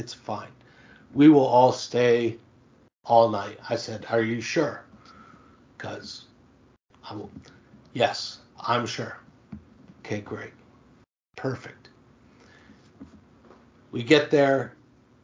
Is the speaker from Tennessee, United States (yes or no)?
no; Michigan, United States; moved away; I was born in Michigan